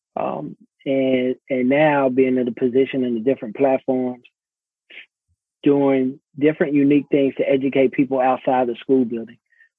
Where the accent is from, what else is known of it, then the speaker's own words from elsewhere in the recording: Arlington, Texas, United States; also born or lived in Fort Worth, Texas; So born and raised in Fort Worth, Texas. Grew up in Arlington, Texas, where the home of the Dallas Cowboys. That's my team. I grew up there. Come from a family of educators.